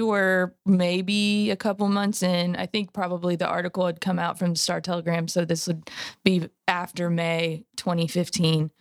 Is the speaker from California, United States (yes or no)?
yes; California, United States; moved away; I'm from California originally